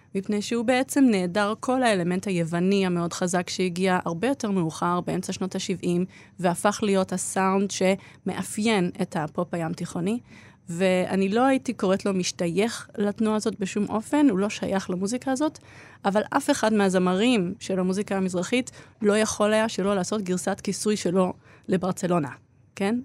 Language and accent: Hebrew; Israel; born or raised there; also born or lived in Australia